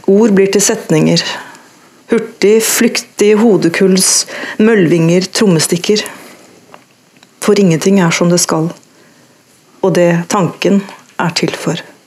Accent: Tønsberg, Vestfold, Norway; also born or lived in Oslo; jeg ikke er født i Tønsberg, men eh, i Oslo, men jeg vokste opp i Tønsberg

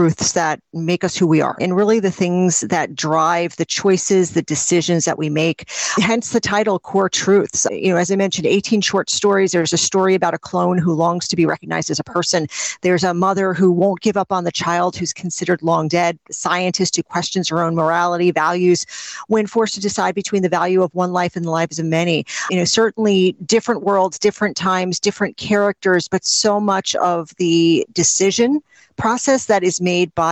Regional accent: New Jersey, United States; I am a writer from New Jersey

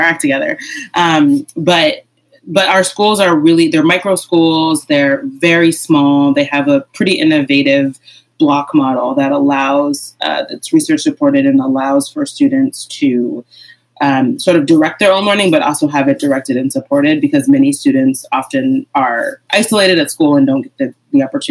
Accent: Amherst, Massachusetts, United States; in my community growing up in Amherst, Massachusetts

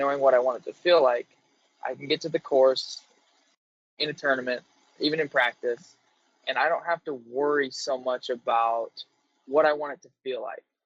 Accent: Minnesota, United States; I'm from Minnesota

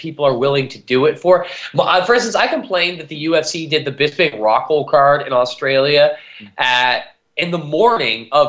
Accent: Canada; as a Canadian

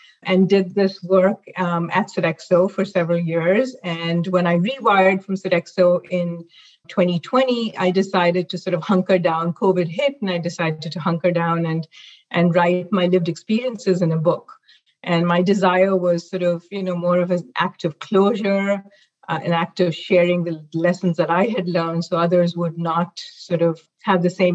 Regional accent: Mumbai, Maharashtra, India; moved away as an adult; now in North America; I actually grew up in Mumbai, India

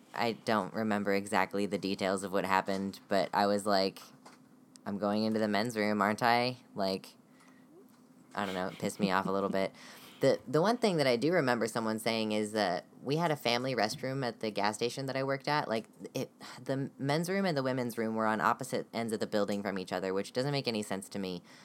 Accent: United States; I am from the United States

